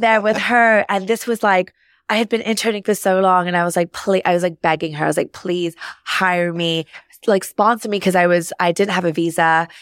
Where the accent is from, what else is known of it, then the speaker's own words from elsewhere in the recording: London, United Kingdom; moved away as an adult; now in New York, United States; I grew up in London, uh, on the, in the suburbs.